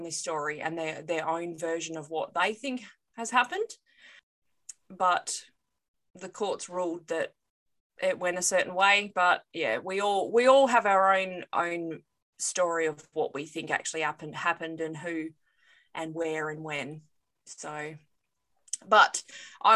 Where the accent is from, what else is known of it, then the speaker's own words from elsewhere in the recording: Australia; I'm from Australia.